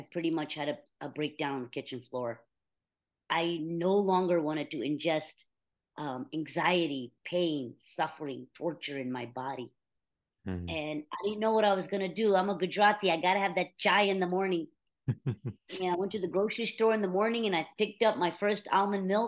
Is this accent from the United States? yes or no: yes; United States; also born or lived in India; we moved here when I was just 1 year old